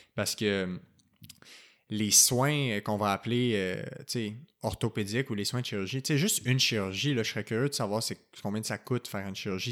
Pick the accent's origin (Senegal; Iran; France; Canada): Canada; Quebec; chez nous au Québec